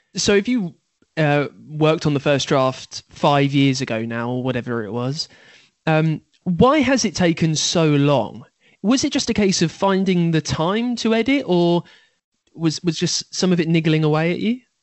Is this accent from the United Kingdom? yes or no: yes; United Kingdom; I am British after all.